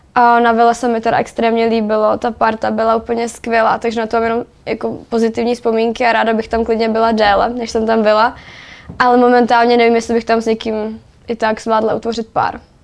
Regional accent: Czechia; my Češi

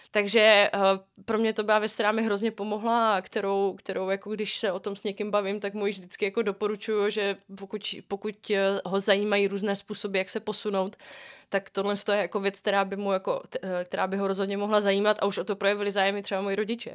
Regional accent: Prague, Czechia; jsem z Prahy

